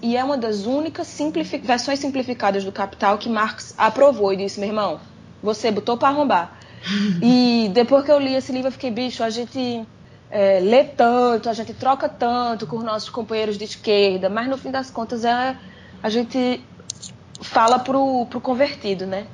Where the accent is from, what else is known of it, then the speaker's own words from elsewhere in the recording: Brazil; moved away as an adult; also born or lived in agreste of Pernambuco (family); eu saí do Brasil porque dava, porque eu tinha um trabalho